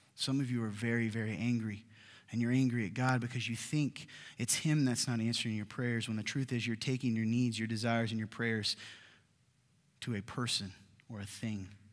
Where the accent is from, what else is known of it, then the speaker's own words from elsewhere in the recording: the South, United States; I'm from the South